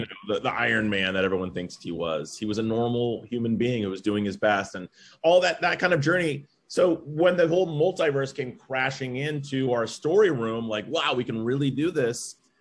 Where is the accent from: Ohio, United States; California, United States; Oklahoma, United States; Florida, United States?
California, United States; Los Angeles; I grew up near Westwood